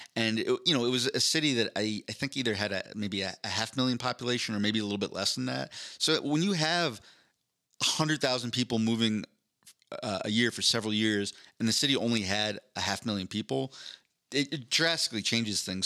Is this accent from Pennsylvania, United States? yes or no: yes; Philadelphia, Pennsylvania, United States; now in Denver, United States; I'm from Philadelphia